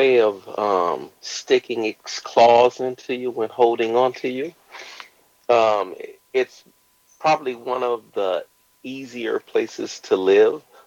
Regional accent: Joliet, Illinois, United States; moved away as an adult; now in Tokyo, Japan; I was born and raised in Joliet, a little outside of Chicago

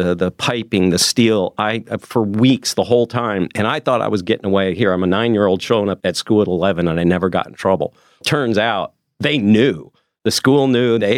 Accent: Arizona, United States; I was born in Arizona, hot Arizona

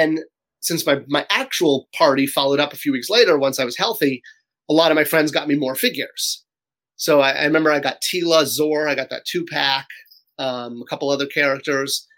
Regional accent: Cheshire, Connecticut, United States; I grew up in Connecticut, where in Cheshire, Connecticut, was a small town

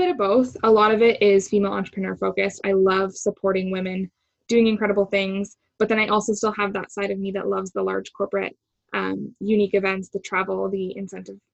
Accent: Toronto, Ontario, Canada; moved away as an adult; also born or lived in Vancouver; I'm from Toronto, naturally born and raised. My whole family is here

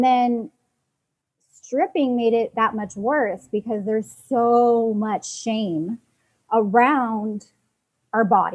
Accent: Seattle, Washington, United States; moved away as an adult; now in Los Angeles, United States; I'm from the rainy city of Seattle. Moved to LA to pursue my artist career

